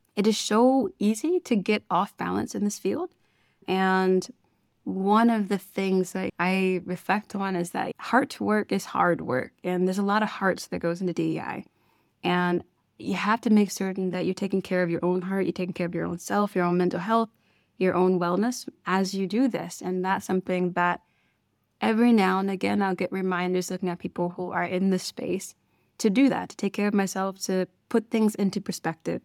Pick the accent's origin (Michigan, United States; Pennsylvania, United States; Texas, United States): Michigan, United States; Detroit; moved away as an adult; I am originally from Detroit, Michigan, like we said, and for me, I grew up with a family that worked in ministry.